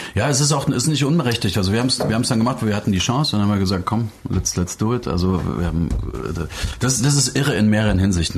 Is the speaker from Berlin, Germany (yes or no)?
no; Dresden, Saxony, Germany; ich bin in Dresden groß geworden, also im, im Osten Deutschlands